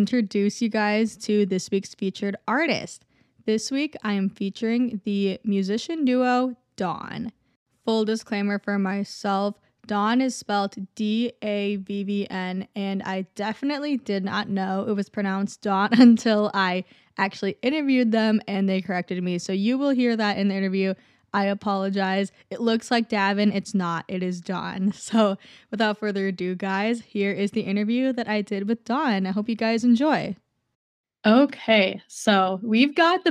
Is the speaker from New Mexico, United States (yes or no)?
no; Minnesota, United States; I'm from Minnesota too